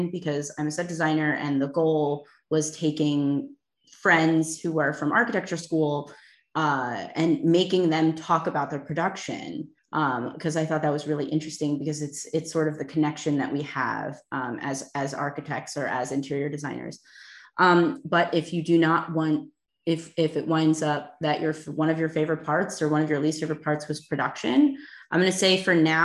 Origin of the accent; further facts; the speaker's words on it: Philadelphia, Pennsylvania, United States; I am from Philadelphia